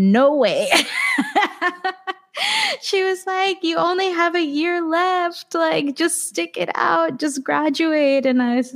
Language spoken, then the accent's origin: English; New York City, New York, United States; I grew up in Queens